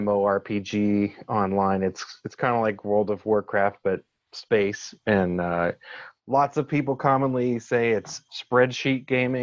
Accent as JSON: {"language": "English", "town": "Pittsburgh", "region": "Pennsylvania", "country": "United States", "moved": "as an adult", "lives_now": "Charlotte, United States", "said": "I'm originally from Pittsburgh, Pennsylvania"}